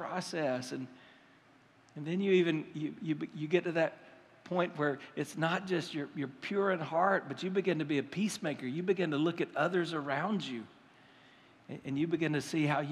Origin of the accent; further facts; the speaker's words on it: United States; We're American.